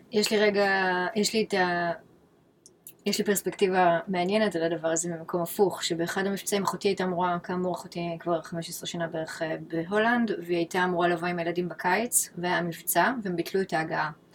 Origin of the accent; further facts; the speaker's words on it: Israel; moved away as an adult; now in New York, United States; אני מכירה את ישראל 39 שנים, מינוס חמש כזה שזה חצי